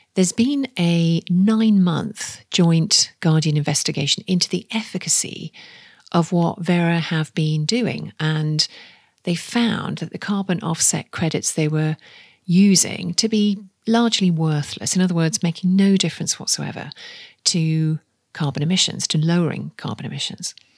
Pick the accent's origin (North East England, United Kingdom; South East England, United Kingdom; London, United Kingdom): North East England, United Kingdom; the Northeast; I'm from the Northeast